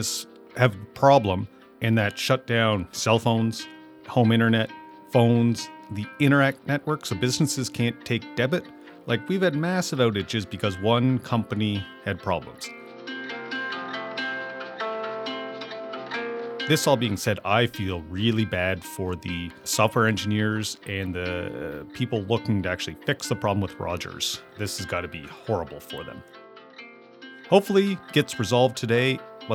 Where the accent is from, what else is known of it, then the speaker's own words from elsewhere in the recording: Amherst, Nova Scotia, Canada; moved away as an adult; I'm looking at my hometown of Amherst, Nova Scotia, and I'm looking at my experiences growing up here